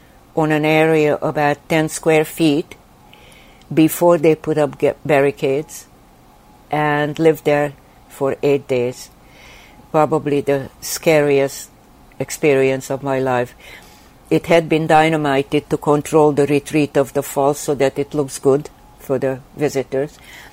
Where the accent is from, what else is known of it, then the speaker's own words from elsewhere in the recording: Sweden; English is a second language; when I grew up in Sweden, I wanted to study migrating birds, because I felt I was uprooted and I was migrating and from country to country.